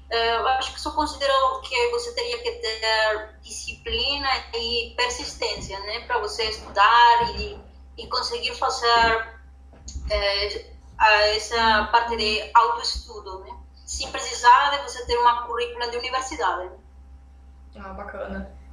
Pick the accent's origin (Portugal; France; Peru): Peru; Portuguese is a second language; moved away as an adult; now in Brazil; eu me formei no meu país, né? Eu sou do Peru.